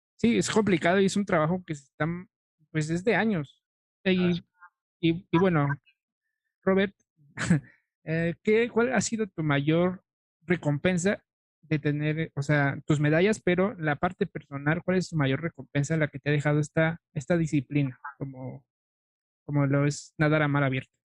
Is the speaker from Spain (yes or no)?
no; Mexico; como mexicano